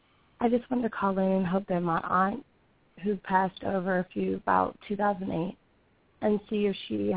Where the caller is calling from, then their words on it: Georgia, United States; I'm calling from Georgia.